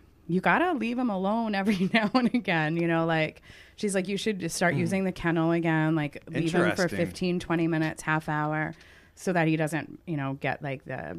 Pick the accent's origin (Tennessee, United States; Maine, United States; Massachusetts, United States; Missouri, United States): Maine, United States; Togus Pond; I grew up right on Togus Pond